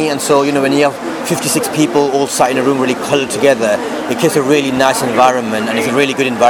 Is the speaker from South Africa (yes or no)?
no; United Kingdom; Like kind of a double heritage, because I'm British and because I have this Asian background.